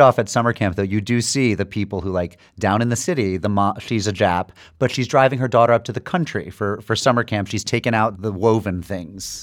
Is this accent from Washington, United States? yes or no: no; Western Massachusetts, United States; growing up in Waspland in Western Massachusetts